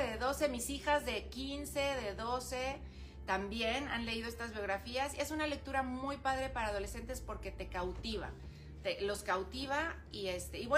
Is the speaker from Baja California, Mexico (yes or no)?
yes; Ensenada, Baja California, Mexico; Yo pues nací aquí en Ensenada